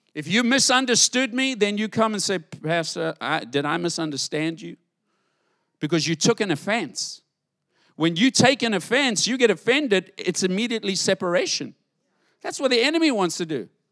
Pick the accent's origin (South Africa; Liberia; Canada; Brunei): South Africa; now in United States; I grew up in South Africa, different world to live in.